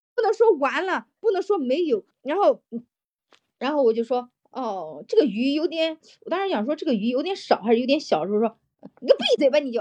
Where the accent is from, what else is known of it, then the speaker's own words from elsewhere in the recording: Henan, China; now in Shenzhen, China; 我们老家的人，还，中原人民